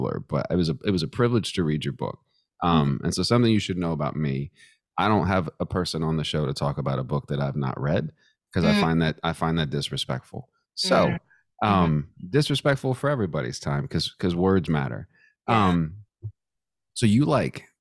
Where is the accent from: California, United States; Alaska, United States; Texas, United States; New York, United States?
Texas, United States; now in Charlottesville, United States; I'm from Texas